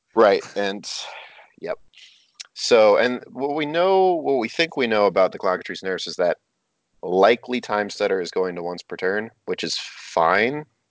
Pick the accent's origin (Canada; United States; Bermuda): Canada; I am Canadian